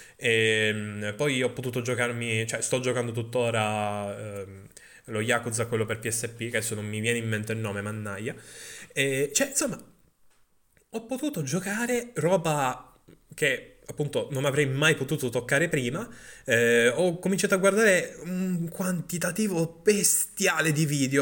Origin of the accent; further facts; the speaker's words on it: Sicily, Italy; accent: Sicilian; la mia inflessione siciliana